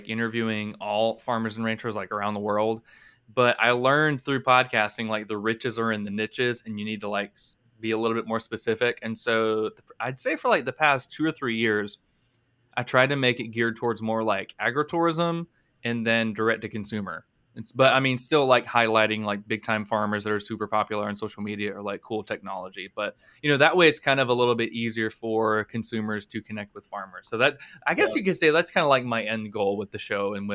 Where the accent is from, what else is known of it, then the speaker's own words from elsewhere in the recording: Blountstown, Florida, United States; born and raised in Bluntstown, Florida, which is an hour from Panama City